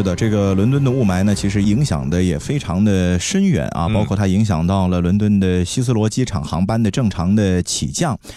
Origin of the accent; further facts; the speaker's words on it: China; 我们中国人从小你在学习历史书的过程当中啊，是经常会涉及的